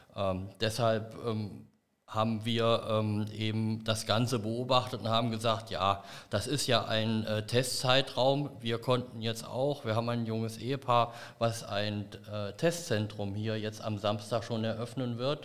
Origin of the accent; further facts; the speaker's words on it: Bad Emstal, Hesse, Germany; in meiner Heimatgemeinde Bad Emstal